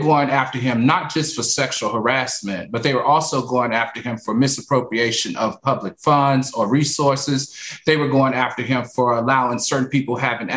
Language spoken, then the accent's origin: English; Virginia, United States; I'm from Virginia